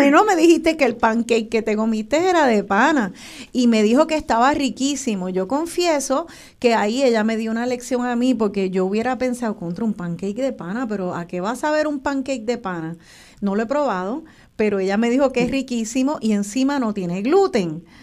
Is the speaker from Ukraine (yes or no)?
no; Puerto Rico; nuestra identidad como puertorriqueños